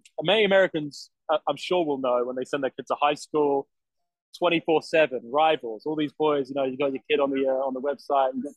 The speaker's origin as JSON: {"language": "English", "country": "United Kingdom", "tie": "born or raised there", "also_born_or_lived": "Durham", "moved": "as an adult", "lives_now": "United States", "said": "I grew up in the United Kingdom my whole life, effectively."}